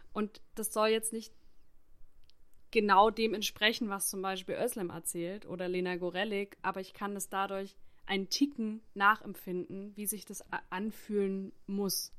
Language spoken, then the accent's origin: German; Saxony, Germany; moved away as an adult; also born or lived in Stuttgart / Hamburg / Hanover; ich bin in Sachsen aufgewachsen